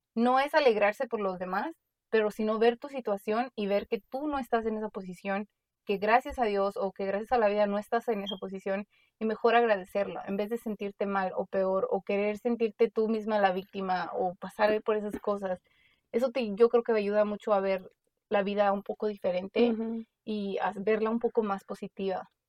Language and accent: Spanish; Mexico; moved away; como nosotros crecimos en México un tiempo, vimos diferentes problemas, vivimos diferente, vinimos para acá